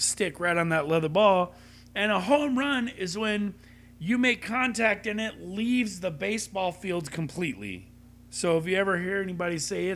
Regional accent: Long Beach, California, United States; we grew up in Long Beach

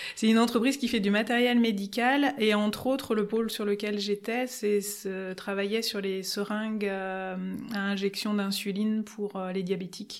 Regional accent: Lyon, Auvergne-Rhône-Alpes, France; also born or lived in Valence; now in Grenoble, France; j'ai commencé par grandir sur Lyon et puis j'ai passé euh, une bonne partie de mon enfance euh, à Valence euh, avant de revenir sur Lyon

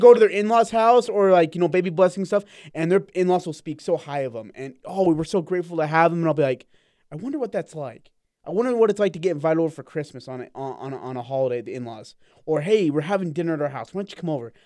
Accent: India; moved away; I'm from India

